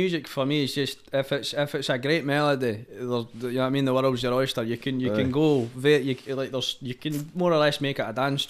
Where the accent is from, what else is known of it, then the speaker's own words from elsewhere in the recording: Scotland, United Kingdom; being Scottish in the music scene and stuff is quite universal with some of the artists